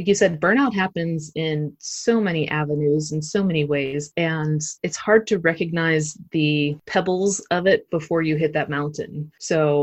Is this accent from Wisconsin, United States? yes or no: no; Pittsburgh, Pennsylvania, United States; moved away as an adult; also born or lived in Myrtle Beach, South Carolina / Brooklyn, New York; I'm originally from Pittsburgh